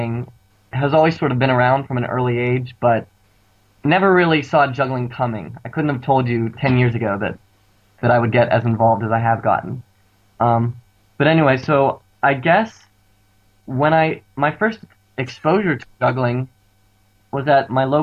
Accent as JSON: {"language": "English", "town": "Pittsburgh", "region": "Pennsylvania", "country": "United States", "said": "I'm from Pittsburgh, Pennsylvania, which is on the east coast of the U.S."}